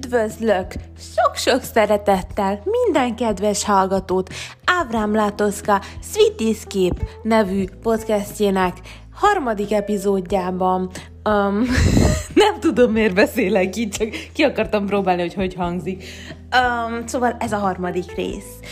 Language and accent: Hungarian; Hungary; moved away as an adult